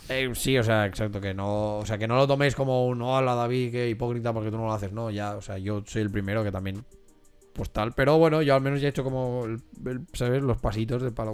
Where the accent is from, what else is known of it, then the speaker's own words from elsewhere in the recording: Spain; nosotros como españoles